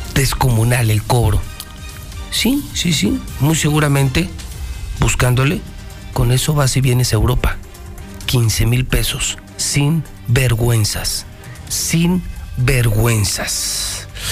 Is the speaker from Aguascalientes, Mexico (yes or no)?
yes; Aguascalientes, Mexico; nos pintamos solitos los mexicanos y más los hidrocálidos